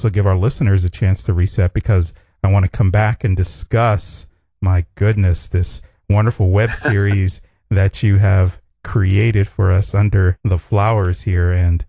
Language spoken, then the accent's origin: English; Pittsburgh, Pennsylvania, United States; moved away; Back when I was back in Pittsburgh